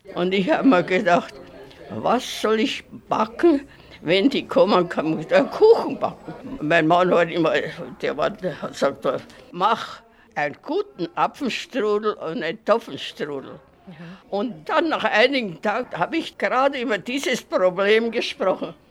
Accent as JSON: {"language": "German", "town": "Bratislava", "region": "Bratislava Region", "country": "Slovakia", "said": "Bei uns in Pressburg war das nicht"}